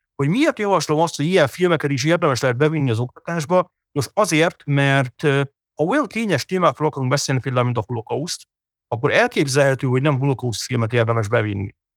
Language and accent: Hungarian; Hungary